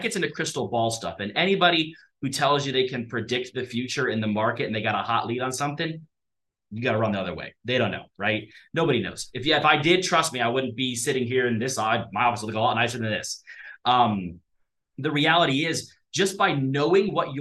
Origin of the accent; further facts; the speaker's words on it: Columbus, Ohio, United States; now in Hurricane, United States; I'm from Columbus, Ohio originally